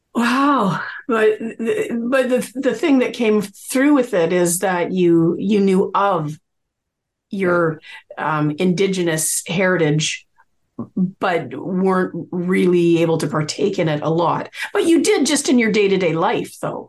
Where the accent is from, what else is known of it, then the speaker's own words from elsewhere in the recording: Coquitlam, British Columbia, Canada; I grew up in Coquitlam